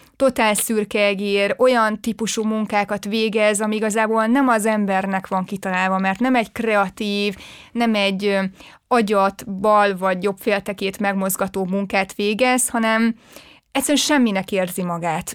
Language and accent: Hungarian; Sárszentmihály, Fejér, Hungary; moved away as an adult; én egy pici faluból jövök, ott Igen. nőttem föl, 18 éves koromig ott éltem, Sárszent Mihályon, ez így a Fehérvár mellett pár kilométerre